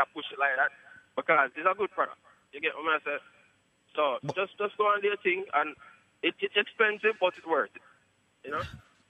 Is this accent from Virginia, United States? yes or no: no; Poughkeepsie, New York, United States; You Charlie is from upstate New York.